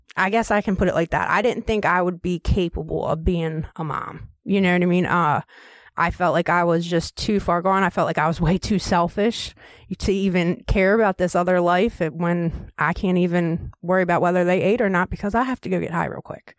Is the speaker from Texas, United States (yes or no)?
no; Baltimore, Maryland, United States; moved away as an adult; also born or lived in Tennessee / Cecil County, Maryland; that's my hometown